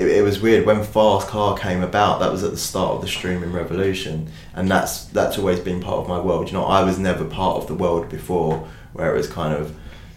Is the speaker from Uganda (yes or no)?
no; United Kingdom; I'm a British artist